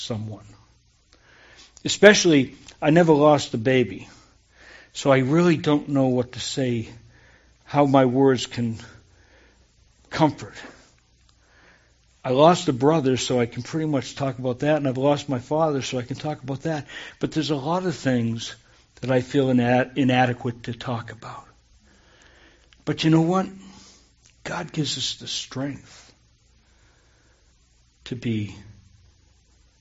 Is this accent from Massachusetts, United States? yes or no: yes; Massachusetts, United States; moved away; I grew up in Massachusetts